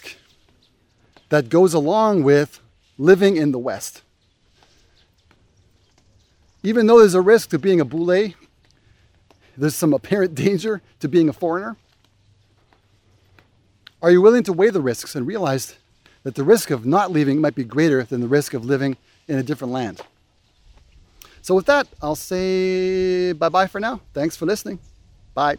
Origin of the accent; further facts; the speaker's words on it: Canada; moved away as an adult; now in Indonesia; As a Canadian